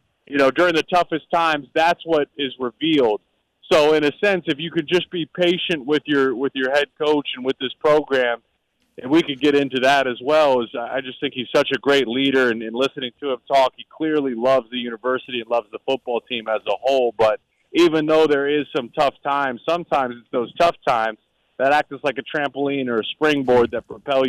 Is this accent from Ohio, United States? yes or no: yes; Columbus, Ohio, United States; I'm from Columbus.